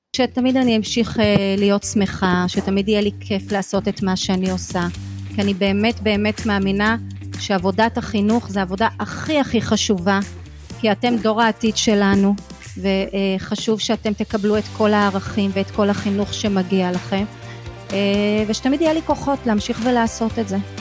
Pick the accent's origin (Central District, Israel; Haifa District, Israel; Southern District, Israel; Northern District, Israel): Central District, Israel; Rishon LeZion; moved away as an adult; כשהייתי ילדה, גרתי בראשון, אז למדתי בבית ספר פה בראשון. היום אני לא גרה בראשון